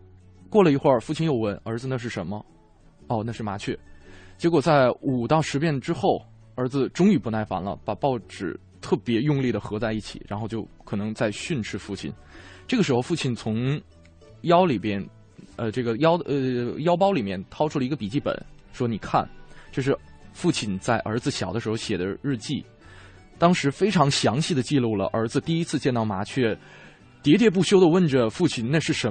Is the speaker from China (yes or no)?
yes; China; 也是用味觉联系起我们中国人这样一种家的情感。